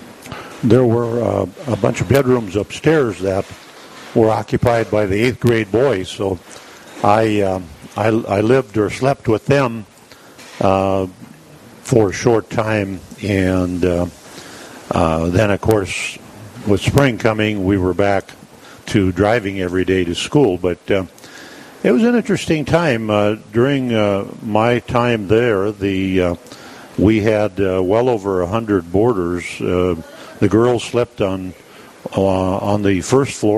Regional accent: New Hradec, North Dakota, United States; also born or lived in South Heart, North Dakota; now in Dickinson, United States; I grew up in New Radick, North Dakota, in the area

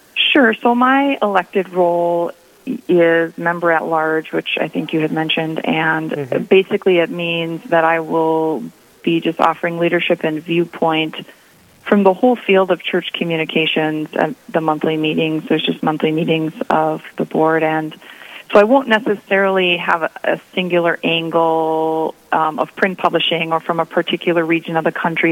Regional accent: East Grand Forks, Minnesota, United States; also born or lived in Mankato, Minnesota; I grew up in Northwest Minnesota, um, in East Grand Forks, and in the Diocese of Crookston

